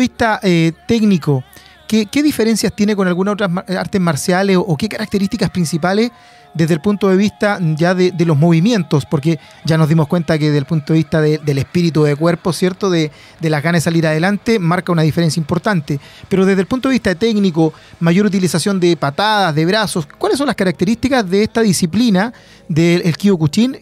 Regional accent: Penco, Biobío, Chile; Penco es amor, mi tierra de allá, nacido y criado en Penco City.

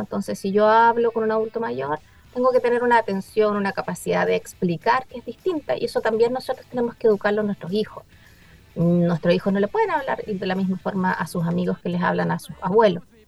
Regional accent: Chile; como chilenos

